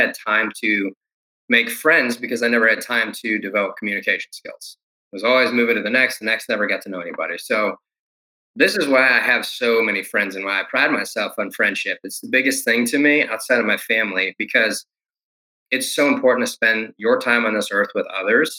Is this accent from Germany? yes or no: no; Detroit, Michigan, United States; now in Texas, United States; in Detroit, specifically where I grew up, I moved from Detroit in the heart to East Detroit